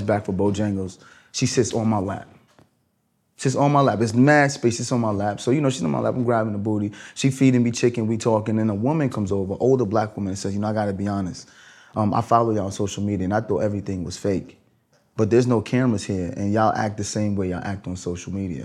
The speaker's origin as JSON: {"language": "English", "town": "New York City", "region": "New York", "country": "United States", "tie": "born or raised there", "said": "I'm a kid from Brooklyn."}